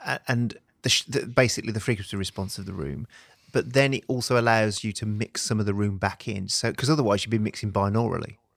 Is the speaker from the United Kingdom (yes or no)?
yes; United Kingdom; I'm typically British